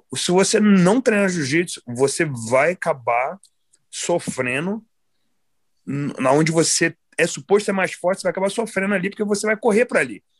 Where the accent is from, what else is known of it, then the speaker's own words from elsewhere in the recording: United States; also born or lived in Nova Friburgo, Brazil; E como eu fui criado aqui nos Estados Unidos